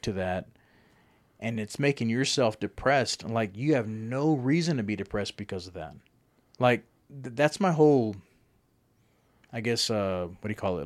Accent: Lubbock, Texas, United States; moved away as an adult; now in Amarillo, United States; I've always pictured Lubbock as my hometown

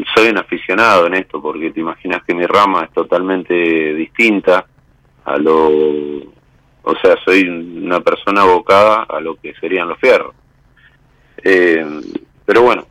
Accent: Nueve de Julio, Buenos Aires Province, Argentina; now in Bahía Blanca, Argentina; soy nacido el 9 de julio, vivo en la ciudad de Bahía Blanca.

